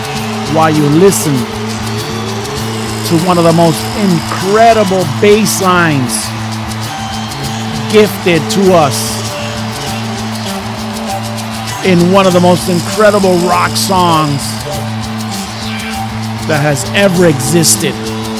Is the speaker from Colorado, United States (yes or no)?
no; New York, United States; also born or lived in Puerto Rico; I remember growing up in New York and in Puerto Rico.